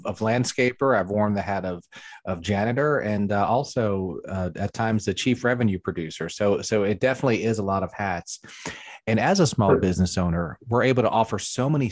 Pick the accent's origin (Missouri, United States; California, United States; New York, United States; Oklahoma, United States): New York, United States; also born or lived in Catskills, New York; now in South Carolina, United States; I grew up in New York, and then I lived in the Catskills